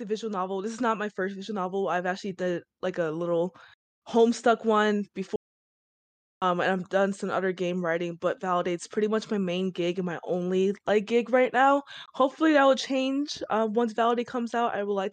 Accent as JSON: {"language": "English", "town": "Chicago", "region": "Illinois", "country": "United States", "said": "I'm from Chicago"}